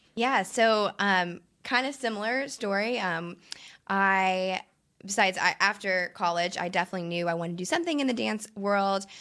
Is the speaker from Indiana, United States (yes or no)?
yes; Princeton, Indiana, United States; moved away as an adult; also born or lived in New York City; now in Texas, United States; I'm originally from Princeton, Indiana. I, uh, grew up dancing and cheering out there